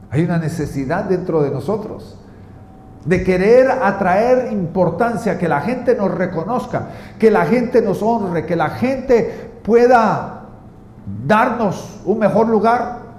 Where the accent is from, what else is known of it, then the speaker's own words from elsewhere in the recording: Guatemala; en mi tierra, Guatemala, la palabra sencillo significa el vuelto.